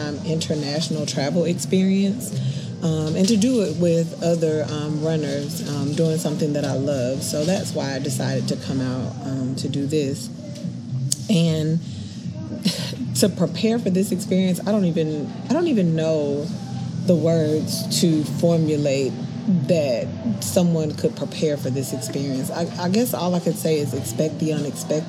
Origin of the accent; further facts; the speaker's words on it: Atlanta, Georgia, United States; I am from Atlanta, Georgia